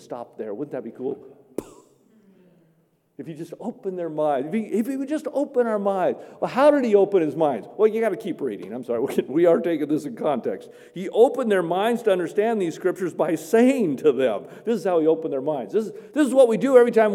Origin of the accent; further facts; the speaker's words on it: Medford, Oregon, United States; also born or lived in Grants Pass, Oregon / Myrtle Creek, Oregon; I grew up in Medford